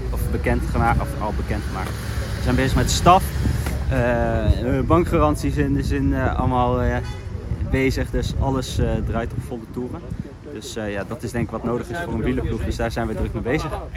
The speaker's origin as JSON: {"language": "Dutch", "country": "Netherlands", "said": "ik kom uit Nederland"}